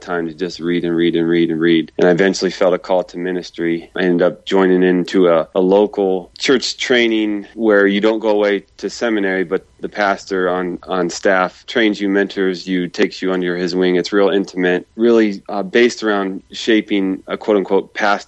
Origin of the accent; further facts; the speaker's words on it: Midwest, United States; I'm from the Midwest in America